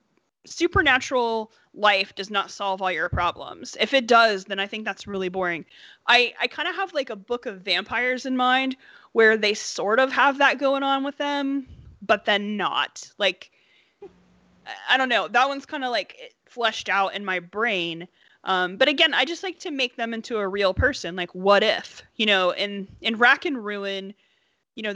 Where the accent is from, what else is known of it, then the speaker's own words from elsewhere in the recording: Appalachia, Southern Ohio, United States; I'm from Southern Ohio. I'm from the hills of Appalachia